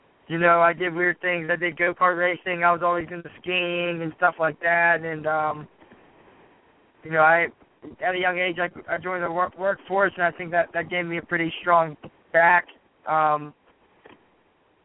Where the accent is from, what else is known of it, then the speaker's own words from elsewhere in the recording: New Kensington, Pennsylvania, United States; also born or lived in Lower Burrell, Pennsylvania; I grew up in New Kensington